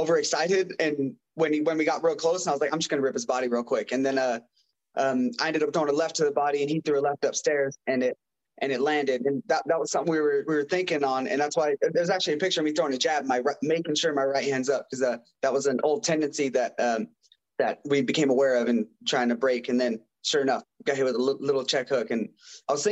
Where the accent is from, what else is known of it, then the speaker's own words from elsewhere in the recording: Ontario, Oregon, United States; I'm from a little town, Ontario, Oregon. It's about an hour away from Boise, Idaho, which is Idaho's state capital